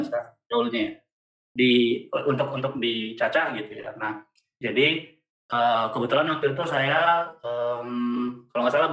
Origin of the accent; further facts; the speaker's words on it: North Sumatra, Indonesia; memang karena barangkali saya asli Sumut dari Bogor Center jadi kalau yang ini ya, benar memang logatnya eh, cukup cukup tinggi gitu